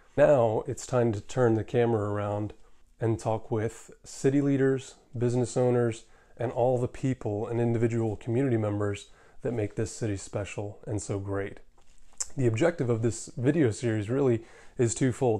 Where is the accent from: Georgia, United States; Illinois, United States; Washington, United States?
Georgia, United States; Atlanta; also born or lived in Sandy Springs, Georgia; I was born and raised here in Atlanta.